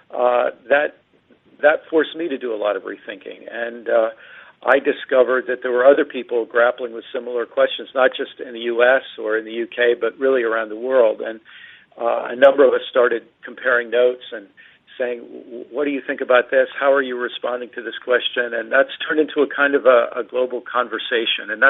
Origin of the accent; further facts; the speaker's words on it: East Coast of the U.S., United States; I grew up in the East Coast of the U.S.